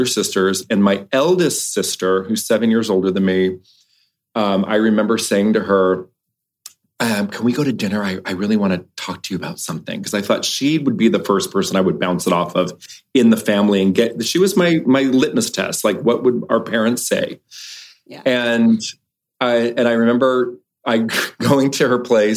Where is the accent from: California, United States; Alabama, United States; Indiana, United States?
California, United States; Los Angeles; I grew up in Los Angeles, but never the big city. I grew up in like Westchester by the airport